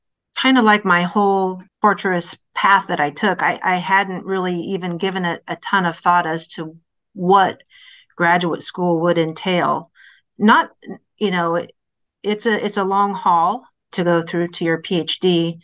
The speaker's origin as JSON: {"language": "English", "region": "Iowa", "country": "United States", "moved": "yes", "said": "I'm originally from Iowa"}